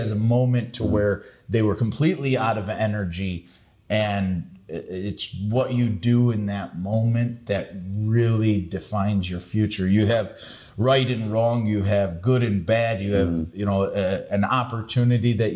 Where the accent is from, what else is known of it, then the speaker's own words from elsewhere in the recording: Sterling Heights, Michigan, United States; I grew up in Sterling Heights.